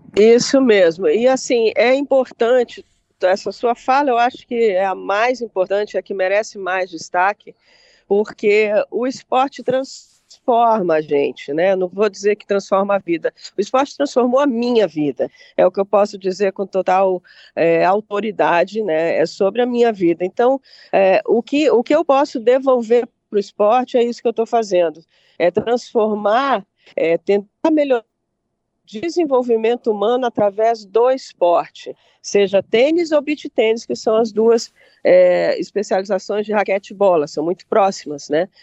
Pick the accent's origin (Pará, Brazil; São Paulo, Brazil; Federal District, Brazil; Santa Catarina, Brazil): Federal District, Brazil; Brasília; moved away as an adult; now in Rio Grande do Sul, Brazil; morando no, no meu segundo estado, sou brasiliense